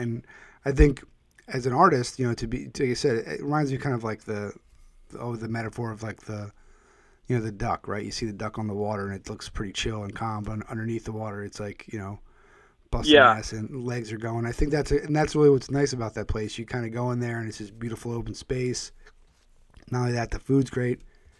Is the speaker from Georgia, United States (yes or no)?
no; Philadelphia, Pennsylvania, United States; I'm originally from the Philadelphia area